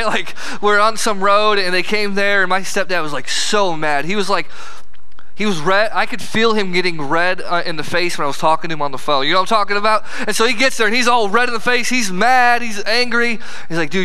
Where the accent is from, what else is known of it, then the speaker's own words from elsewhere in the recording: Herscher, Illinois, United States; I'm from Hersher, Illinois